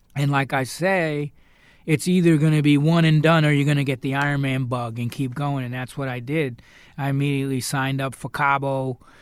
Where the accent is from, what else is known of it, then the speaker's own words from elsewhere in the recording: New York, United States; I'm from New York